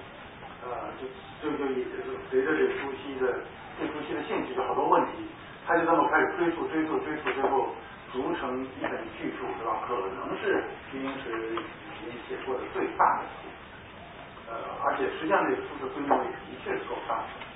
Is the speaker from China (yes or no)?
yes; China; 但是我们中国人读汉语、读中文呢，就就能读到好的中文书，就特别的开心。